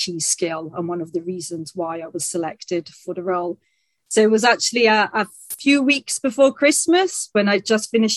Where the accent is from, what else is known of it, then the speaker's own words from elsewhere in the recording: Italy; first language Italian and English; also born or lived in England; I was brought up in Italy, speaking the two languages and sharing my time between the two countries